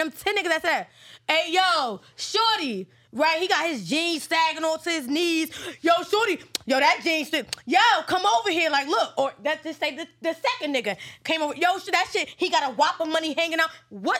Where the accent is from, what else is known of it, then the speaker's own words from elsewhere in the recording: New Jersey, United States; I'm from Jersey